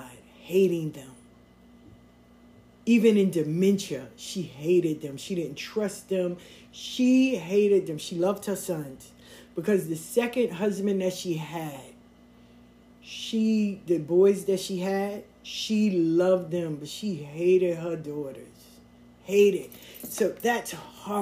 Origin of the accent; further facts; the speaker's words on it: Atlanta, Georgia, United States; moved away; I moved up here, right? I'm from Atlanta. I moved up here.